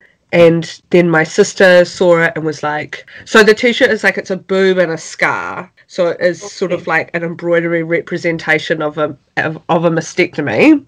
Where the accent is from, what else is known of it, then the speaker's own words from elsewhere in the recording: Wellington, New Zealand; We're from Wellington, New Zealand. That's where we're currently living as well.